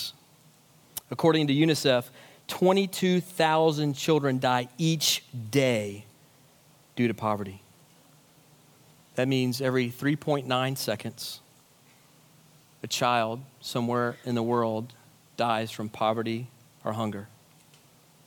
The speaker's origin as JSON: {"language": "English", "country": "United States", "said": "as American Christians living in the wealthiest nation in the history of the world"}